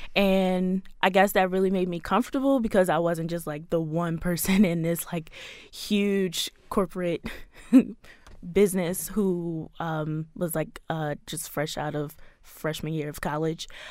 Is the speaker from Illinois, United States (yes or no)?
no; Baltimore, Maryland, United States; I was born here in Baltimore, raised here in Baltimore, so I've been here all my life